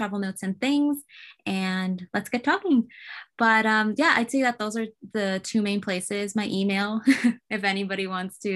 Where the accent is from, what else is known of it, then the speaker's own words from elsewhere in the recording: California, United States; moved away; I'm actually from California originally. So I would love to go back and kind of re-explore my city